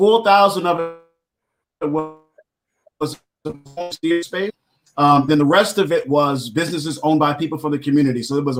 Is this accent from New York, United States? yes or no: yes; Brooklyn, New York, United States; the group is called From the Bronx Side, and I'm from Brooklyn.